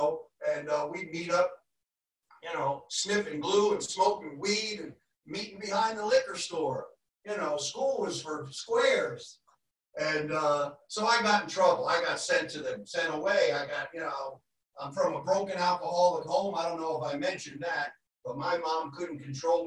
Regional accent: Pennsylvania, United States; moved away as an adult; also born or lived in Malibu; now in Santa Barbara, United States; I come from Pennsylvania.

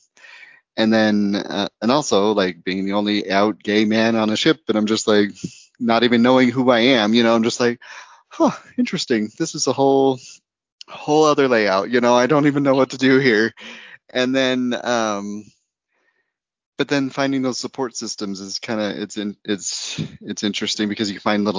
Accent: United States; moved away as an adult; also born or lived in Idaho; growing up in Utah and Idaho

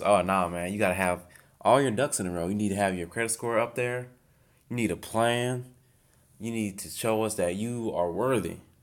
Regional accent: United States; I'm an American

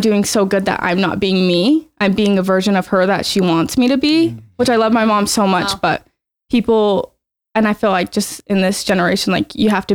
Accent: Ogden, Utah, United States; I was born and raised in Ogden, Utah, and I went to Ben Lomond

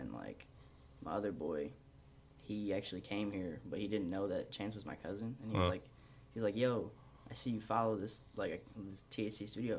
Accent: Southgate, Michigan, United States; Yeah, so, I went to school in Southgate, you know, I like basically grew up downriver and everything.

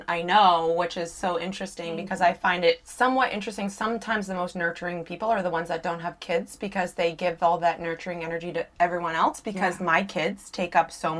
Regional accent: Canada; Just being Canadian

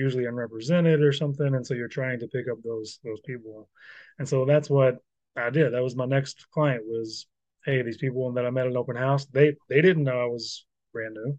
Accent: Louisville, Kentucky, United States; I'm from Louisville

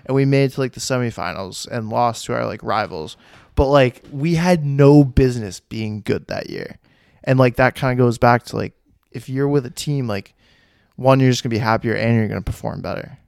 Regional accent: Westford, United States; also born or lived in Essex; I grew up in Westford and then we moved to Essex

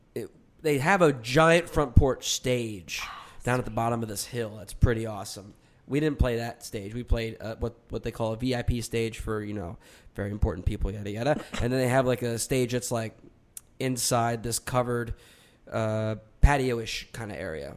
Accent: Medford, New Jersey, United States; I grew up in Medford, New Jersey

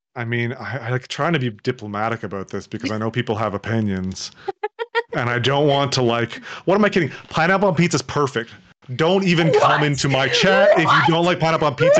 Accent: Toronto, Ontario, Canada; I'm from Toronto.

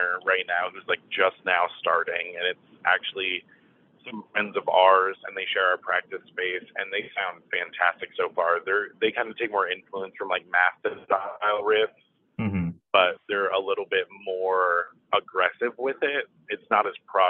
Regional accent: St. Augustine, Florida, United States; now in Savannah, United States; I grew up in St. Augustine, Florida, for a lot of my childhood

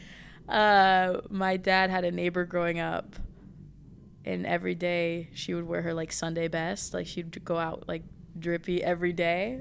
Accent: Portland, Oregon, United States; I'm from Portland, Oregon

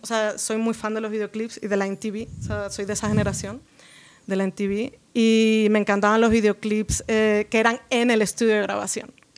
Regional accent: Jerez de la Frontera, Andalusia, Spain; moved away as an adult; also born or lived in Las Palmas de Gran Canaria / Seville / Málaga / England; now in Mexico; pero como con cinco años me fui a Jerez de la Frontera eh, trasladaron a mi papá a vivir allá y, em, pues de los 5 como hasta los 19 vivía en Jerez de la Frontera, Cádiz, que es en Andalucía

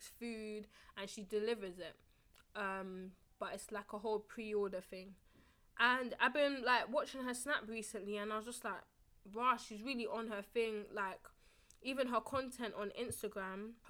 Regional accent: London, United Kingdom; in the UK and in London, well, London specifically

